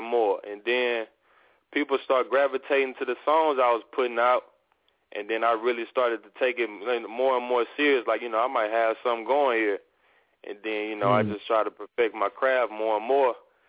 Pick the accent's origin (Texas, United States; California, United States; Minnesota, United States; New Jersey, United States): Texas, United States; Missouri City; also born or lived in Houston, Texas / Louisiana; I was born in Houston, grew up there, and then, you know, we moved to Mo City when I was a youngster